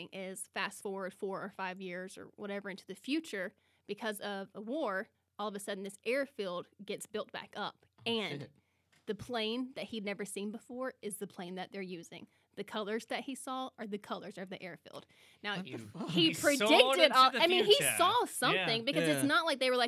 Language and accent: English; the South, United States; I was raised in the South